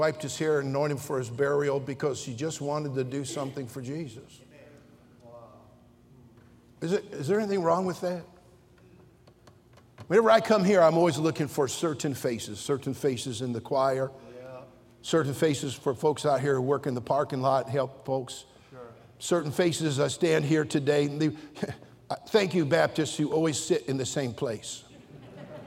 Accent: Redding, California, United States; I'm from Reading. We just barely got indoor plumbing up there

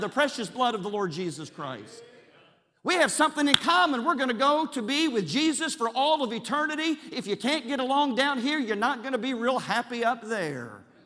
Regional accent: Charleston, West Virginia, United States; I was born and raised in Charleston, West Virginia

